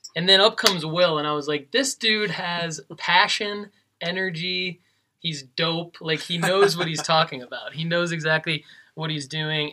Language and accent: English; Detroit, Michigan, United States; moved away as an adult; now in Tennessee, United States; I'm from Detroit